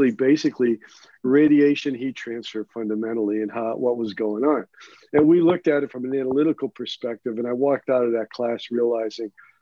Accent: Lewiston, Maine, United States; I'm originally from Lewiston

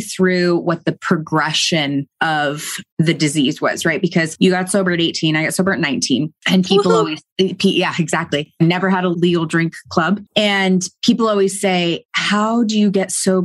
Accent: Silicon Valley, California, United States; I grew up in Silicon Valley

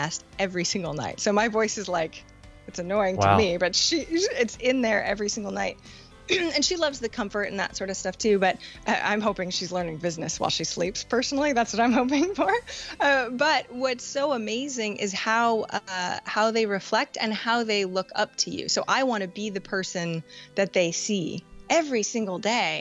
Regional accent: Maine, United States; moved away; when I just moved to Maine, or moved back to Maine, I'm from Maine originally.

